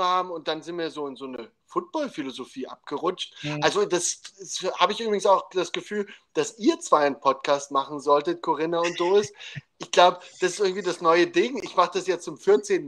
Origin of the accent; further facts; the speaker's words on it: Dresden, Saxony, Germany; wo ich aufgewachsen bin, in Dresden